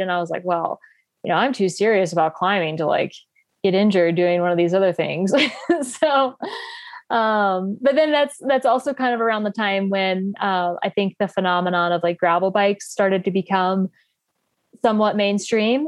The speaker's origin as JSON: {"language": "English", "region": "North Carolina", "country": "United States", "moved": "as an adult", "lives_now": "Boulder, United States", "said": "I live in Boulder, Colorado, um, but I'm from North Carolina originally. Um, yeah, I've been out here about five and a half years."}